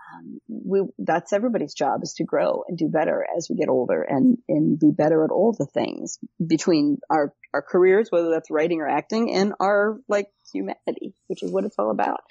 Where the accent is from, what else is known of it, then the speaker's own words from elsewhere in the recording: Cleveland, Ohio, United States; moved away as an adult; now in California, United States; I'm from Cleveland, Ohio originally, uh, and moved out to California